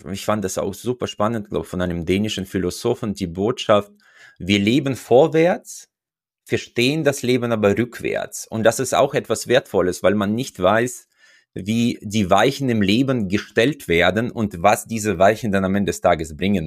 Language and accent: German; Uzbekistan; moved away as an adult; now in Germany; Ich komme ja aus Usbekistan, wo ich mein erstes Studium abgeschlossen hatte